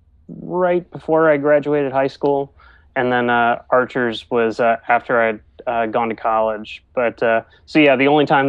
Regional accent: Greensboro, North Carolina, United States; I grew up mostly in Greensboro, which is about an hour or so away from Chapel Hill

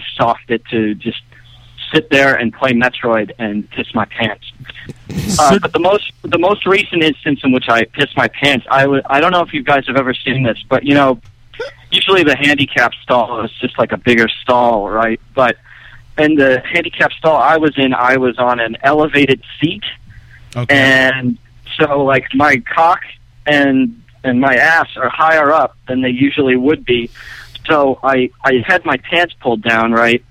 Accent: Chicago, Illinois, United States; I'm from Chicago

